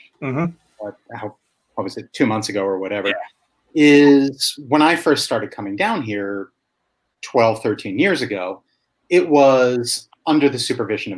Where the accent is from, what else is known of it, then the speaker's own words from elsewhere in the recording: United States; now in Mexico; I'm an American